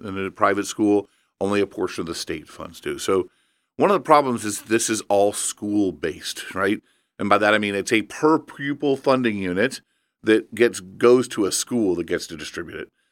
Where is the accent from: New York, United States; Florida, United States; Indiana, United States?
Indiana, United States; Evansville; I grew up in Evansville